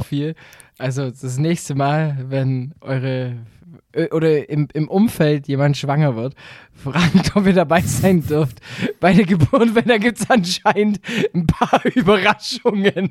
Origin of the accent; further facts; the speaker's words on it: Southern Germany, Germany; Bei uns in Süddeutschland